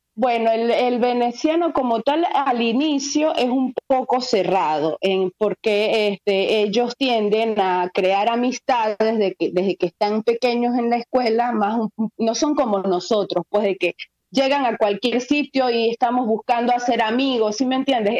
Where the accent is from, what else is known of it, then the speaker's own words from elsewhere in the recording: Venezuela; moved away as an adult; now in Venice, Italy; nos tocó elegir salir de Venezuela porque ya no podíamos más